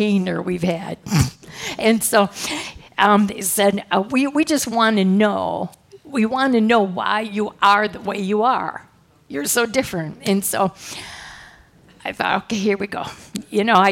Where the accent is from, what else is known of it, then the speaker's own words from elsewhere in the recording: Midwest, United States; I come from a good family, yep, I'm from the Midwest